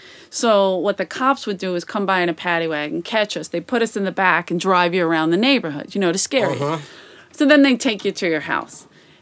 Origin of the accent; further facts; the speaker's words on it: Philadelphia, Pennsylvania, United States; growing up in South Philly is very Italian. Most of my friends, their parents speak Italian. Like, they don't speak English.